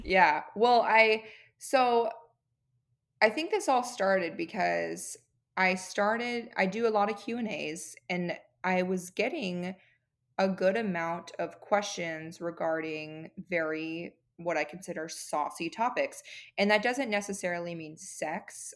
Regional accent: California, United States; moved away as an adult; also born or lived in San Diego, California; now in Arizona, United States; my husband and I are both originally from California

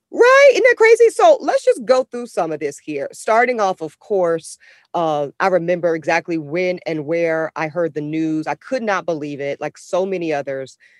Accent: Charlotte, North Carolina, United States; I grew up in Charlotte, North Carolina

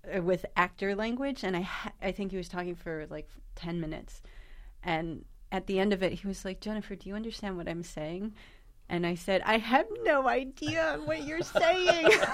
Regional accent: New York, United States; my hometown of New York

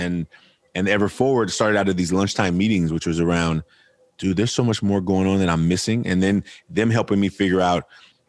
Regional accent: Oakland, California, United States; I'm from Oakland, California. I'm raised by a single mother, grew up a fatherless son

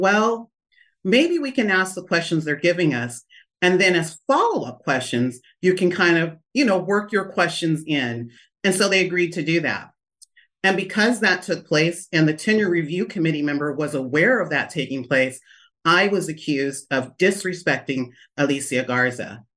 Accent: Lodi, California, United States; also born or lived in Stockton, California; I was born in Stockton and, uh, raised in Lodi, California

